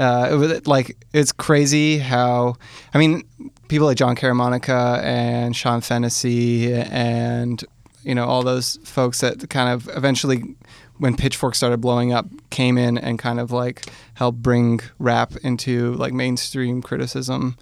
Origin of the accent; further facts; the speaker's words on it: Hamilton, Ontario, Canada; I grew up in Hamilton